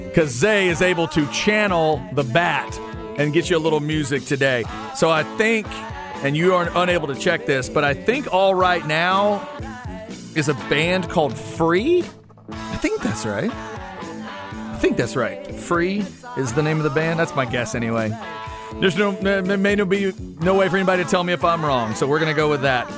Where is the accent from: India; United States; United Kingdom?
United States; Waxahachie, Texas; growing up in Waxahachie like I was